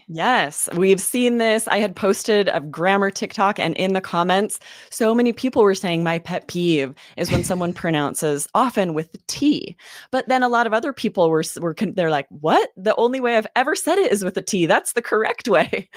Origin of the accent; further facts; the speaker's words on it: the Northwest, Pacific Northwest, United States; I grew up in the Northwest